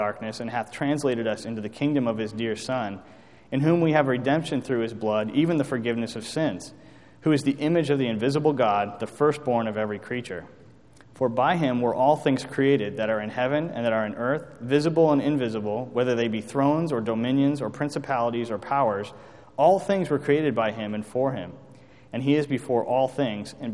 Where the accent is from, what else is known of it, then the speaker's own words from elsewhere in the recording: United States; as American citizens